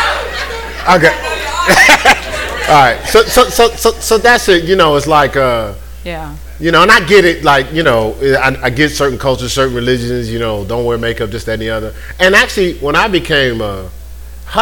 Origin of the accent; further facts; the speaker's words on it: New York, United States; I'm from New York